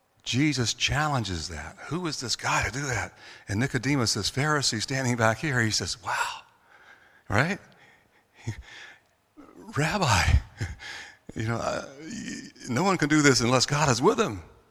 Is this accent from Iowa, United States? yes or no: no; North Carolina, United States; now in Orlando, United States; I grew up in North Carolina. I was born here in Orlando, but I grew up in North Carolina.